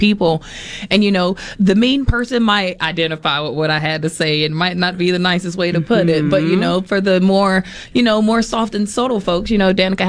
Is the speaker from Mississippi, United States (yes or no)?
yes; Poplarville, Mississippi, United States; moved away; also born or lived in New Orleans, Louisiana; we grew up singing gospel in church, but we grew up in Poplarville, Mississippi